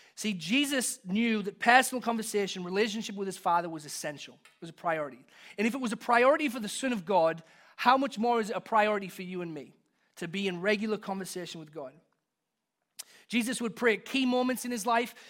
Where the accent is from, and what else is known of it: England, United Kingdom; born or raised there; moved away as an adult